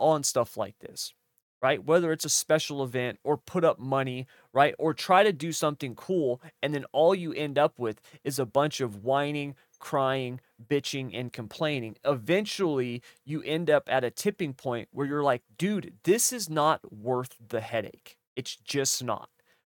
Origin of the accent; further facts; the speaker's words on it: California, United States; Southern California makes the whole state look bad, at least in my opinion. And that's because I'm from the North